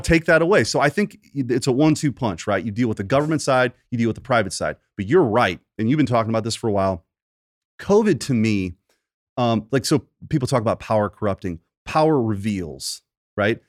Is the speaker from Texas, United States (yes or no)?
no; Bridgeton, Missouri, United States; I grew up in Bridgeton, not too far from here